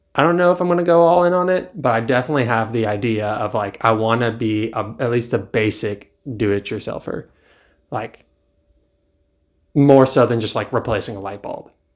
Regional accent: East Coast, United States; also born or lived in California; now in Charlotte, United States; I've spent most of my life on the East Coast

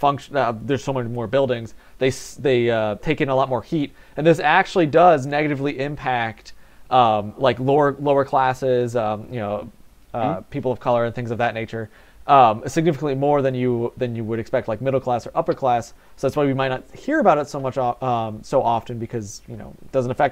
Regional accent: Ireland; I'm an Irishman. We need big potato.

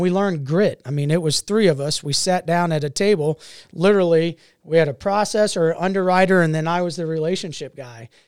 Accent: Mason, Ohio, United States; also born or lived in Tampa, Florida / Grafenwöhr, Germany / Sumter, South Carolina; been in Cincinnati since nineteen eighty. So this is home. This is, uh, and I've actually been in, in Mason, Ohio since nineteen eighty.

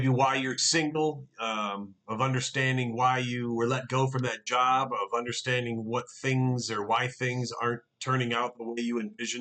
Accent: Detroit, Michigan, United States; when we were growing up in Detroit

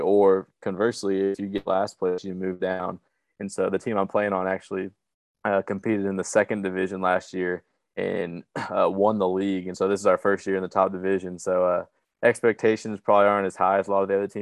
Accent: Flower Mound, Texas, United States; moved away as an adult; also born or lived in Oklahoma; now in Czech Republic; I'm from Flyer Mound, Texas, same hometown as Preston.

